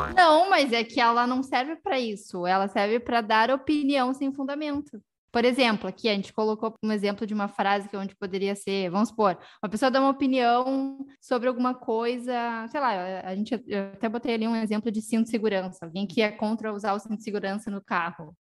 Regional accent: Porto Alegre, Rio Grande do Sul, Brazil; moved away as an adult; now in Portugal; nós somos de Porto Alegre

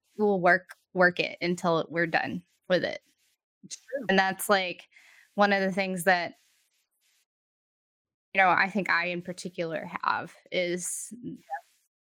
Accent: Texas, United States; moved away; growing up in our small Texas town, it's going to bring my accent back out

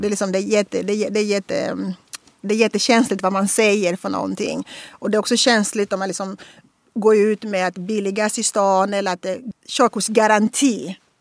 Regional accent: Angola; Swedish is a second language; moved away as an adult; now in Sweden; komma från Angola

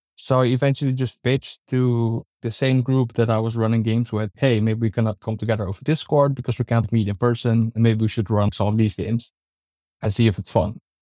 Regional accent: Hilversum, North Holland, Netherlands; Just my hometown

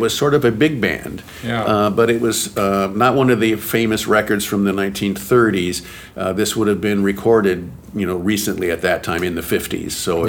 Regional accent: near Evansville, Indiana, United States; I'm from Indiana.

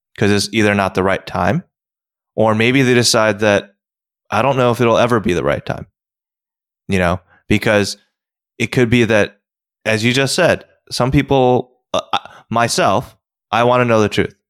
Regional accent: United States; also born or lived in South Korea; I know America

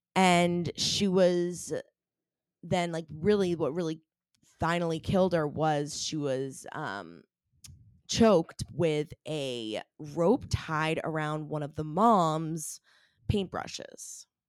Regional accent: Maine, United States; I'm from Maine. I was living in Maine at the time

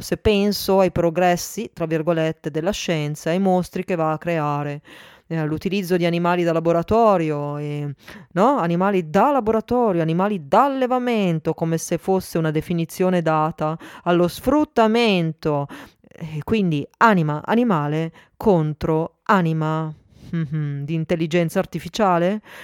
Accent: Milan, Lombardy, Italy; now in Turin, Italy; sono nata a Milano, abito a Torino

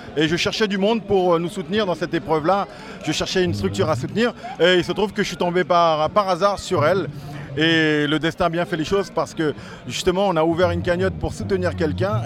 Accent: French Guiana; en tant que Guyanais

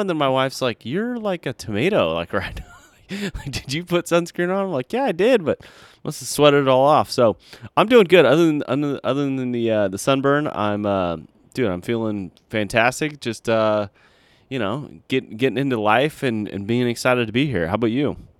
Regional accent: United States; as an American

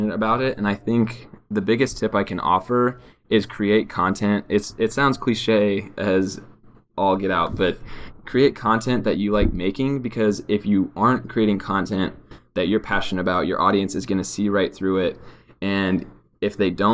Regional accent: Kansas City, Kansas, United States; moved away as an adult; now in Los Angeles, United States; I grew up in Kansas City, Kansas, or around the area of Kansas City, Kansas

